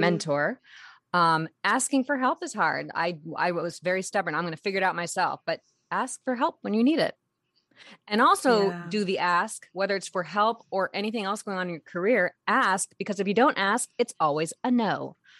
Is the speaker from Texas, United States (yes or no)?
no; San Diego, California, United States; I grew up in San Diego